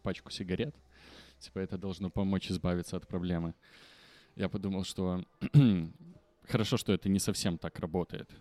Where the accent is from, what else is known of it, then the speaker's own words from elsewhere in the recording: Belarus; Мы не можем его говорить, хоть мы и белорусы